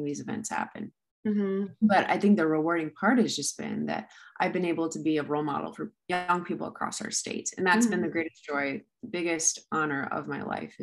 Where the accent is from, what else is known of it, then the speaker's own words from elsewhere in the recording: Fargo, North Dakota, United States; I am from Fargo, native of, Fargo, North Dakota. I grew up here